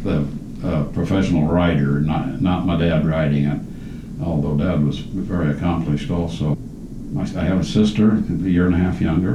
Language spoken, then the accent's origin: English; Tecumseh, Nebraska, United States; also born or lived in Albion, Nebraska / Lincoln, Nebraska; we moved from Tecama to Albion, Nebraska, and then to Lincoln. And we moved on the day they bombed Pearl Harbor.